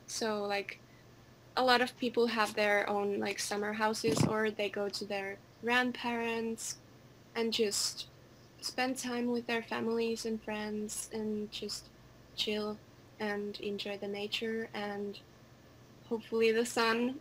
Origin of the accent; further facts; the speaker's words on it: Helsinki, Uusimaa, Finland; I am a girl from Finland, Helsinki. I live in the capital